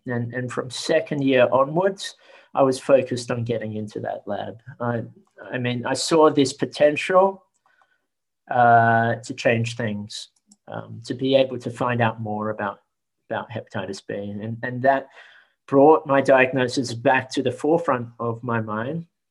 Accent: Australia; I was born in Australia um, and had to fit in with other Australians.

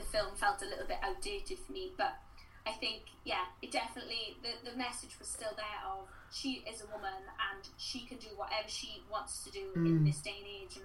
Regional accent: Welsh, Wales, United Kingdom; I am Welsh.

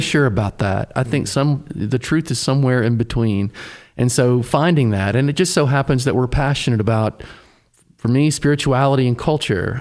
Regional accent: Tennessee, United States; I grew up in Tennessee, sort of, I'd say a son of the South

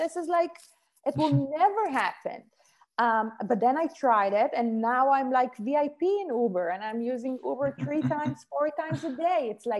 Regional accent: Israel; English is a second language; moved away as an adult; When I came from Israel and I said, how should I, so I need to take my son to school, it's snowing, what should I do?

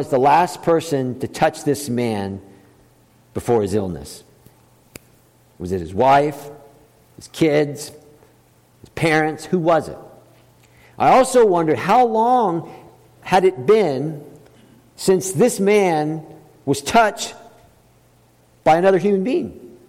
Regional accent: the South, United States; when I was growing up, I grew up in the South.

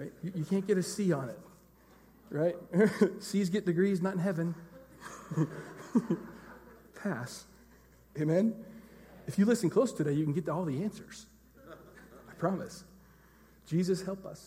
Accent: Enumclaw, Washington, United States; I was from Enumclaw

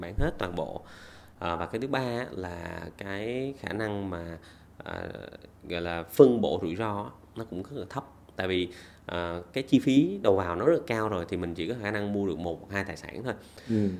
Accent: Vietnam; moved away as an adult; also born or lived in Australia; bản thân mình thì cũng sinh ra lớn lên ở Việt Nam

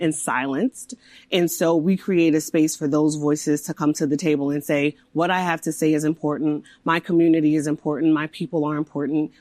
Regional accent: East Coast, United States; I'm from the East Coast, I'm from this area, so I was excited to come back

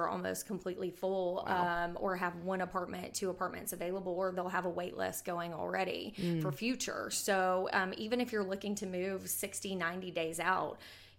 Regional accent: Bowling Green, Kentucky, United States; now in Huntsville, United States; I'm originally from Bowling Green, Kentucky, and I moved to Huntsville in 2009.

